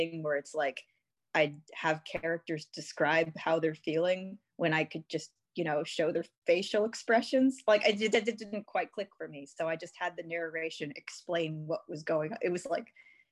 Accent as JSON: {"language": "English", "region": "Texas", "country": "United States", "said": "I'm from Texas"}